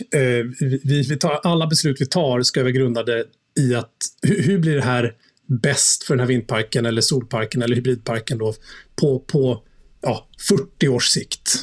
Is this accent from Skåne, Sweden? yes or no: no; outside Stockholm, Stockholm County, Sweden; also born or lived in Munich, Germany; Jag är uppvuxen i, utanför Stockholm. Jag har bott här i stort sett hela mitt liv.